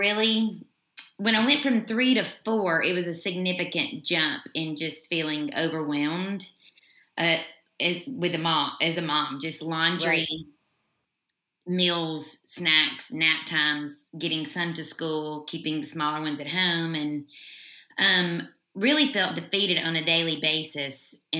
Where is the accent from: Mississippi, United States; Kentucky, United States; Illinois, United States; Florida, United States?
Mississippi, United States; now in Middle Tennessee, United States; I am originally from Mississippi. But I've lived in Middle Tennessee most of my life